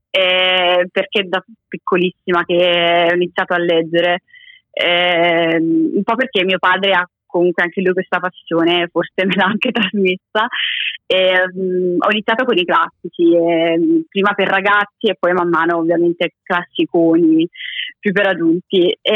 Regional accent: Naples, Campania, Italy; ho 25 anni, vengo da Napoli

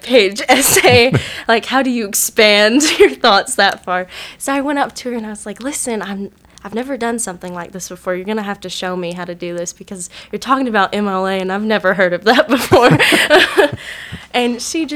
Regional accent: Johnson City, Tennessee, United States; also born or lived in Mount Clemens, Michigan; I am originally from Mount Clemens, Michigan. I moved here to Tennessee when I was about 3 years old, and I've lived in the Johnson City area ever since

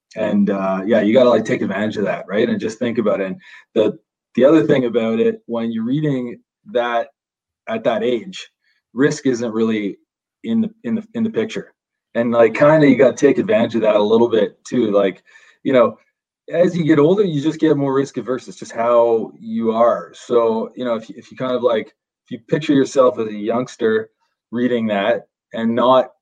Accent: Fergus, Ontario, Canada; I come from Fergus, Ontario, small town, just north of Guelph

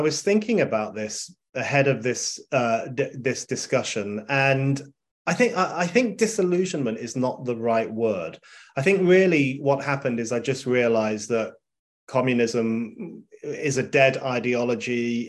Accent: London, United Kingdom; I grew up in North London, in a tiny part of North London called Burnt Oak, which no one has ever heard of, including people who live in London.

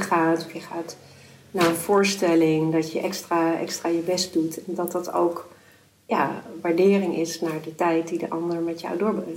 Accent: Amsterdam, North Holland, Netherlands; also born or lived in De Pijp, Amsterdam / Watergraafsmeer, Amsterdam; Ik ben zelf opgegroeid in de Bijlmer

